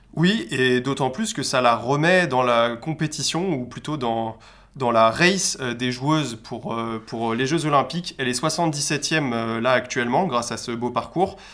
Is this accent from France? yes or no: yes; France; en tant que Français